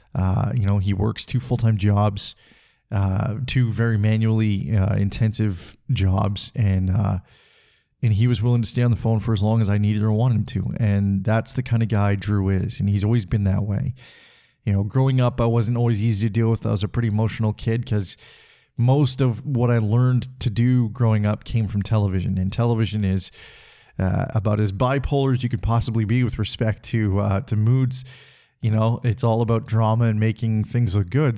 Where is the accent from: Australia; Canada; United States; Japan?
Canada; Salmon Arm, British Columbia; now in Calgary, Canada; I went to my hometown of Salmon Arm, BC